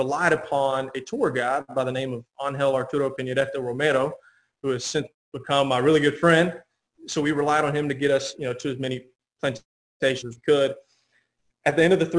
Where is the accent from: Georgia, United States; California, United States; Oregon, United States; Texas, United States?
Georgia, United States; Pooler; moved away as an adult; also born or lived in Savannah, Georgia; now in Macon, United States; I'm from Pooler, Georgia, currently living in Macon, where I've been since I went to Mercer University